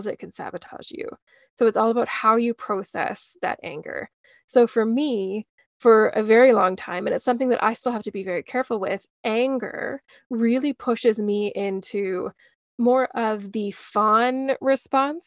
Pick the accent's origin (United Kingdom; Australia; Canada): Canada; Calgary, Alberta; also born or lived in Edmonton, Alberta; I was born in Edmonton, Alberta, but moved when I was 3 months old. So I've grown up in Calgary for most of my life.